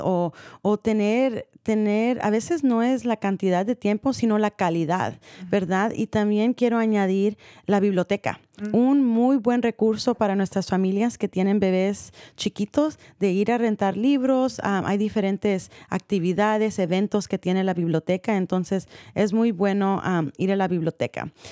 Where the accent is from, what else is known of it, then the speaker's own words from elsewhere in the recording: San Rafael, California, United States; Crecí en San Rafael